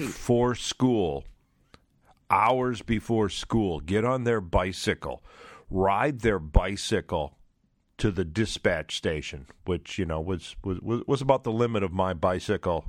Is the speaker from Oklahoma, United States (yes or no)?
no; Trenton, Michigan, United States; when I was a kid, I grew up in Trenton, Michigan